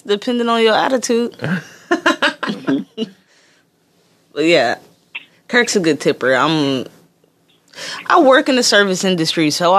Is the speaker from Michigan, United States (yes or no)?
yes; Detroit, Michigan, United States; moved away; I'm from Detroit.